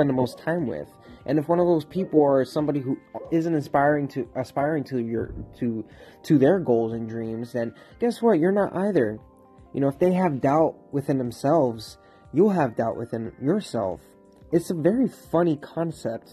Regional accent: Florida, United States; moved away as an adult; now in Pittsburgh, United States; It's been 10 months, but I'm from Florida. You know, I came to this city

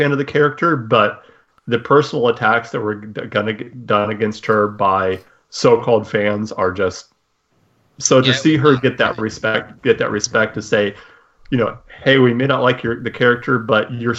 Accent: Illinois, United States; grew up in the Midwest and Illinois in a religious home.

